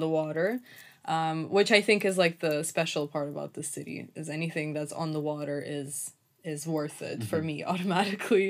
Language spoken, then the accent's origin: English; Russia; first language Russian; English is a second language; moved away; also born or lived in Turkey; originally I grew up in Russia. So that was my first language and like my first alphabet